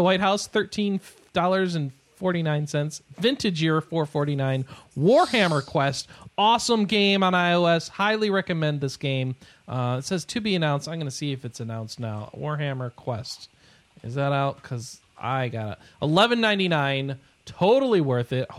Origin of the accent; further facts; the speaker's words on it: United States; I'm an American